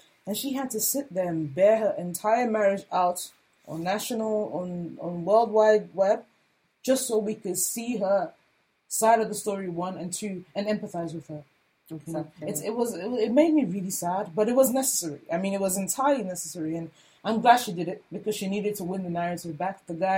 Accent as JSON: {"language": "English", "country": "Nigeria", "said": "as a Nigerian, the consumption of Nigerian art, not just visual art, art in all its forms, is more of a concern to me"}